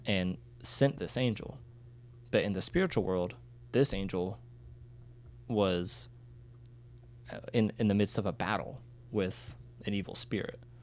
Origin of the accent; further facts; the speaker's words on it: United States; being an American who did not speak Ukrainian